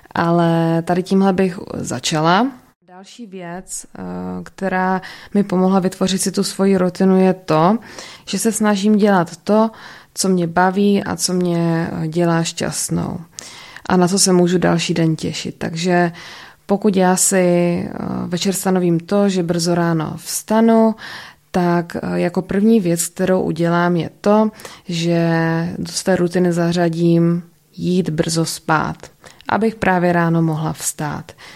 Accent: Ostrava, Moravian-Silesian Region, Czechia; also born or lived in United States; jsem z Ostravy, narodila jsem se tady a bydlím tady

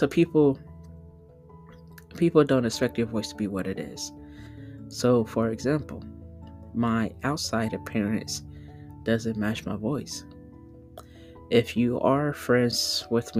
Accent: the South, California, United States; also born or lived in Southern United States; Born and raised out of California, but I was raised around the South

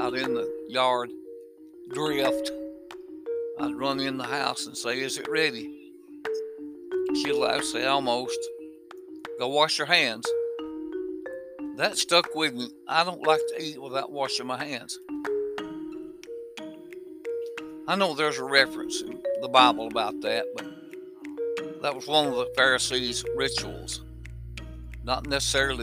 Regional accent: Hamilton, Alabama, United States; I was born in the South. 1953, to be exact

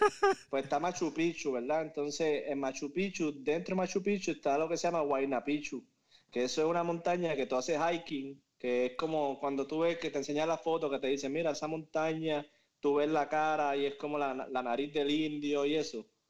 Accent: Moca, Puerto Rico; moved away as an adult; now in Miami, United States; soy de Moca, Puerto Rico. Eh, conozco a Juanqui desde que tengo memoria, literalmente. Porque empezamos la escuela desde kinder hasta, el grado 12

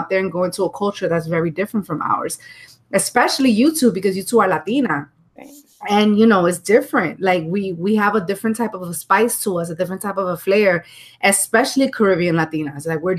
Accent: New York, United States; because I'm from New York originally. And it was really, in the beginning, it was really hard to like make friends

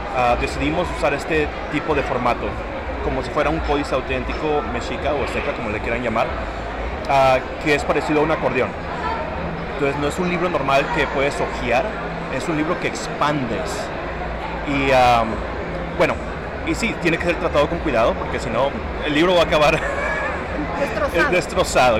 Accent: San Antonio, Texas, United States; soy de San Antonio, Texas

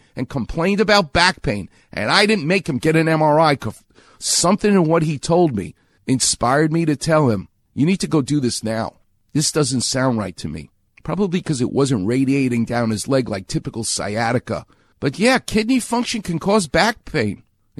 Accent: New York, United States; moved away; I'm a New Yorker.

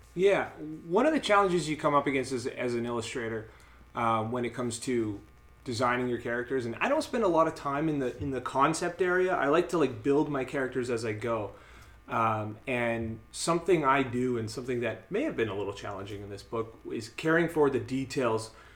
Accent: Winnipeg, Manitoba, Canada; we're from Winnipeg.

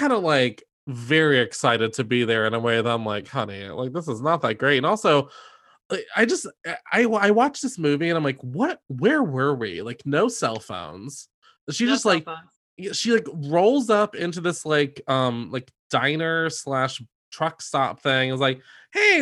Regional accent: the South, United States; I grew up in the South around farm shit.

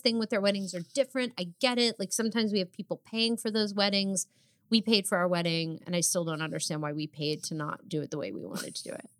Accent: New Jersey, United States; We're also both from New Jersey

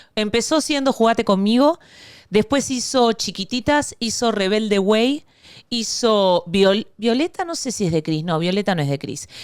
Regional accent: Argentina; now in Miami, United States; yo soy la argentina más venezolana

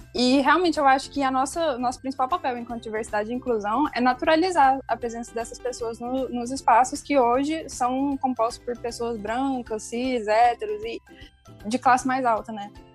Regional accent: Goiás, Brazil; eu sou goiana

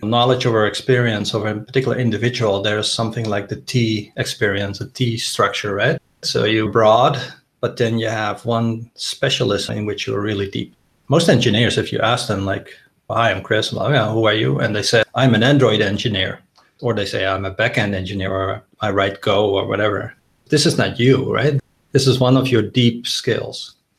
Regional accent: Netherlands; moved away as an adult; also born or lived in United States; I'm originally Dutch. I grew up in the Netherlands, did my computer science degree there and a PhD. I lived about half of my life in the US

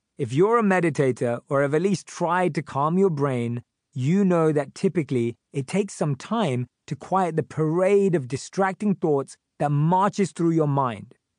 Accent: London, United Kingdom; born or raised there

